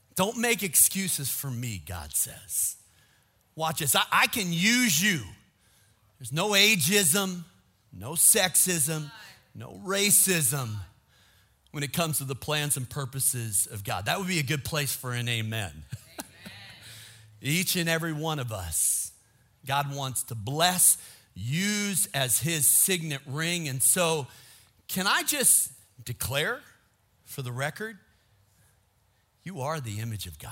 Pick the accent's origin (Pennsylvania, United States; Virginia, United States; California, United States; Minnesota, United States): Minnesota, United States; I grew up in Minnesota